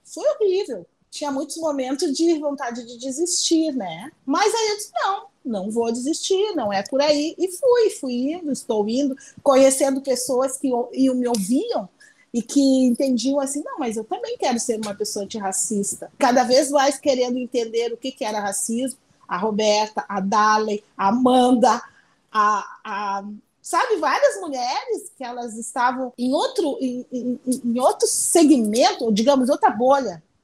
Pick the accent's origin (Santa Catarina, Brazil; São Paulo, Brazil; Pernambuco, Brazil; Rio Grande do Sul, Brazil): Rio Grande do Sul, Brazil; São Leopoldo; eu nasci em São Leopoldo